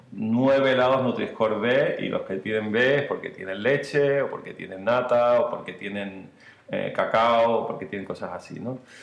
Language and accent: Spanish; Marbella, Andalusia, Spain; nosotros somos de Marbella los dos